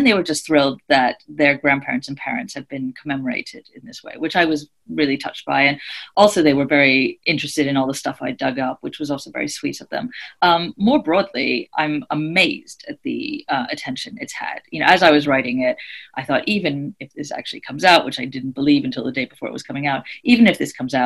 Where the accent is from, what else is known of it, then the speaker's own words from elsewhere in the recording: United States; moved away; also born or lived in Oxford, England; this is how I know I'm American.